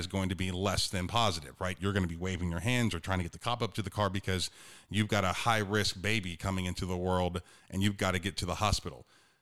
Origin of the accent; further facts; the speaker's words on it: Youngstown, Ohio, United States; I'm from Northeastern Ohio, Youngstown area. I played in a conference called the Steel Valley